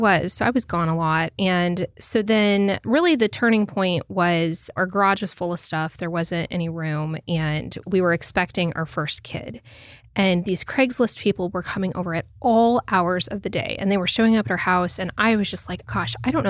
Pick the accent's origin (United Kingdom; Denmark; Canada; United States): United States; Lincoln, Nebraska; moved away as an adult; now in Louisville, United States; we were both born and raised in Nebraska, grew up in Lincoln